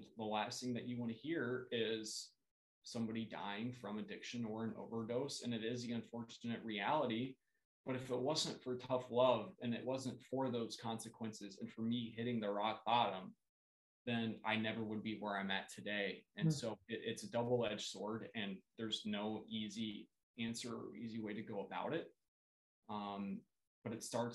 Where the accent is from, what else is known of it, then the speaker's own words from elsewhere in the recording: Columbus, Ohio, United States; moved away as an adult; now in St. Paul, United States; where I grew up in Columbus, Ohio, sober living was not a thing